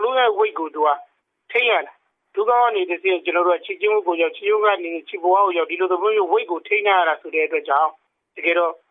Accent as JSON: {"language": "Burmese", "country": "Myanmar"}